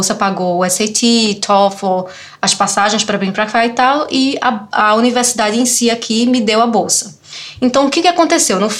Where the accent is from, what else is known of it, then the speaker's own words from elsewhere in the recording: Recife, Pernambuco, Brazil; also born or lived in Olinda; Então, eu sou de Recife, sou de Olinda, cresci, é, fiz é, colégio militar em Recife, né, até o ensino médio, né?